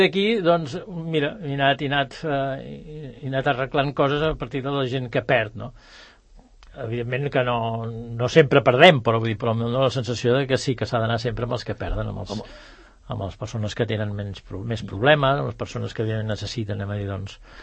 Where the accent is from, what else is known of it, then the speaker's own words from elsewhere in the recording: Bellaterra, Catalonia, Spain; also born or lived in Barcelona / Ponts; jo tenia 6 o 7 anys, ara en tinc 72, i per tant, amb 6 o 7 anys em vam venir a viure aquí a, a, a Bellaterra.